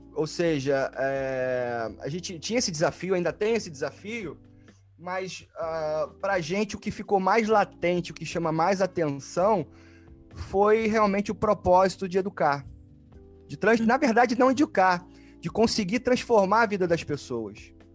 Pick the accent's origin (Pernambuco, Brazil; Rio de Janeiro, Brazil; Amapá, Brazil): Rio de Janeiro, Brazil; moved away as an adult; also born or lived in United States; now in Netherlands; eu venho do Rio de Janeiro, do Brasil, nasci no Rio de Janeiro, no Brasil